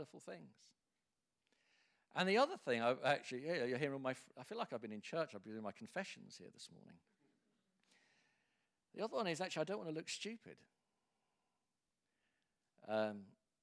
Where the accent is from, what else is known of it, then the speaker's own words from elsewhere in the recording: England, United Kingdom; as an Englishman